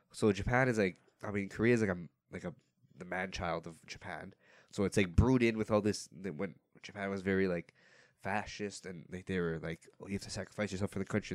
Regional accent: Woodbridge, Ontario, Canada; I'm from Woodbridge

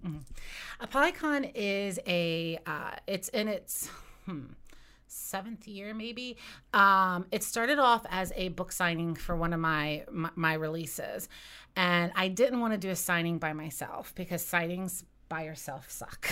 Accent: West Virginia, United States; I grew up in West Virginia and I've lived there, um, you know, my entire life

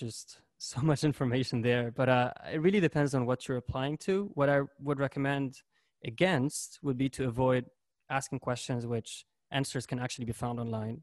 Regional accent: Lebanon; moved away as an adult; now in St. Louis, United States

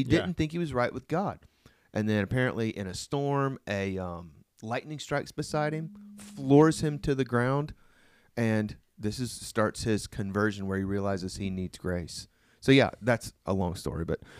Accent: Oklahoma, United States; Yeah, I'm from Oklahoma.

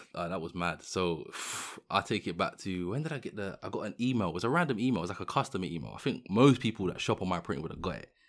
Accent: London, United Kingdom; I'm obviously from London

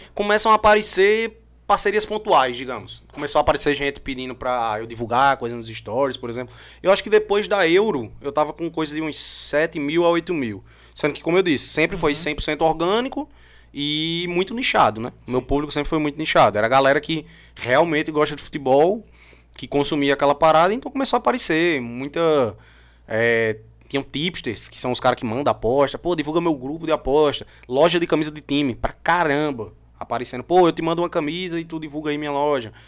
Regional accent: João Pessoa, Paraíba, Brazil; also born or lived in Hungary; Sou daqui de João Pessoa, voltei a morar em João Pessoa

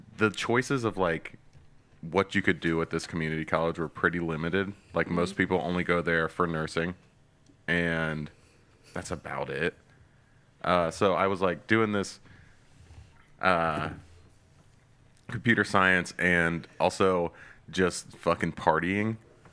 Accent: Chillicothe, Ohio, United States; I was born in Ohio. Grew up in Ohio. Chillicothe

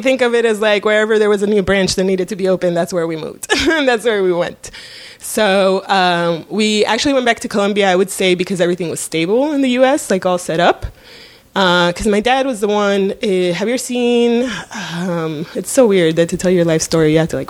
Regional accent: Coral Gables, Florida, United States; So growing up in Coral Gables, you know, we had this panther in the front yard

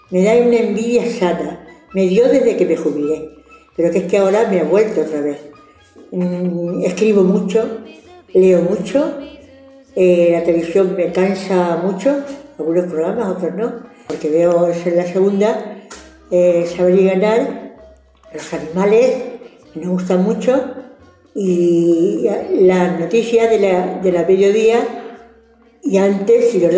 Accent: Castilla-La Mancha, Spain; tenemos un hijo aquí, nosotros somos de aquí, somos de La Mancha y venimos de muchísimos sitios

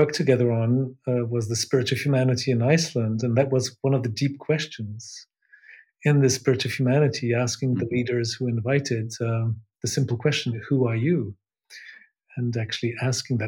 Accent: Switzerland; also born or lived in England; I was born in England, Swiss mother, and an English father. I've actually become Swiss since the beginning of this year. I had a British passport until then. I live in Switzerland since I moved to Switzerland actually when I was a kid. When I was seven, exactly

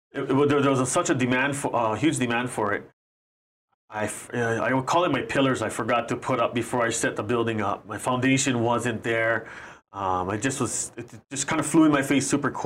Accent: Maui, Hawaii, United States; we're from Maui

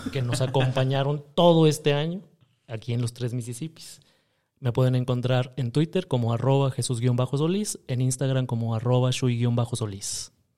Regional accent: Monterrey, Nuevo León, Mexico; yo nací en Monterrey, Nuevo León, Texas

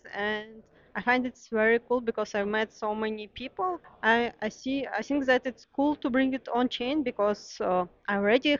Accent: Russia; moved away as an adult; now in Berlin, Germany; I'm originally from Russia, and I've been living in Berlin for 3 years

